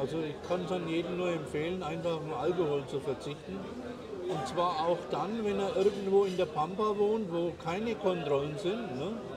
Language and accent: German; Germany; now in Paraguay; ich als Deutscher